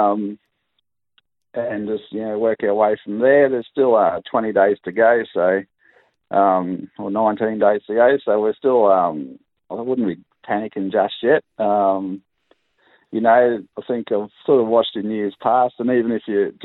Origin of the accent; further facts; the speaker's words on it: Mackay, Queensland, Australia; moved away; also born or lived in Brisbane; I'm originally from Mackay, so I moved down maybe the year after